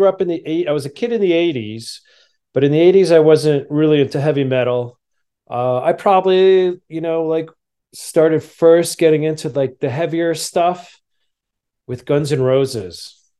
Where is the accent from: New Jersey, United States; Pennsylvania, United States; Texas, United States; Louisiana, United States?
New Jersey, United States; And where I grew up in New Jersey, right outside New York City